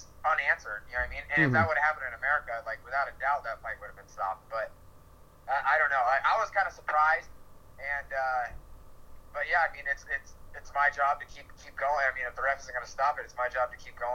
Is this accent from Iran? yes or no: no; Iowa, United States; moved away; also born or lived in San Diego; I grew up in Iowa